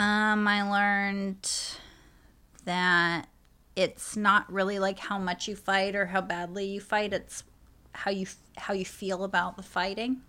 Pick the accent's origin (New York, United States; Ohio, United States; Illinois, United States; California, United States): New York, United States; New York City; I come from New York City.